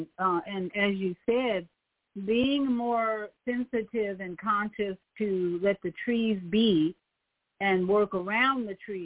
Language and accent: English; Chicago, Illinois, United States; I'm from Chicago. I was born and raised in Chicago